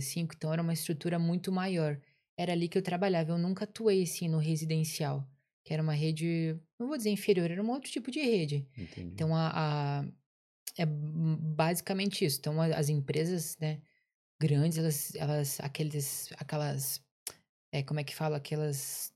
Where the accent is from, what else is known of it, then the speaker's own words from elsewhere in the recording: Curitiba, Paraná, Brazil; moved away as an adult; Eu sou de Curitiba, Paraná, lá do sul do país